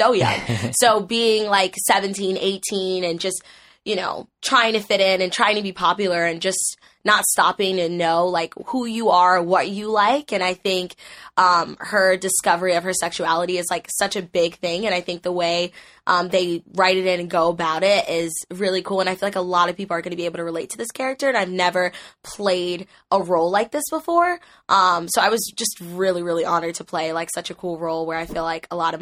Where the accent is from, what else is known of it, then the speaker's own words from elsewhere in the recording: New Jersey, United States; moved away; I'm originally from New Jersey